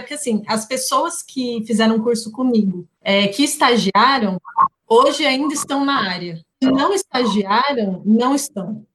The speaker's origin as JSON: {"language": "Portuguese", "region": "São Paulo", "country": "Brazil", "tie": "born or raised there", "said": "cresci minha vida inteira aqui"}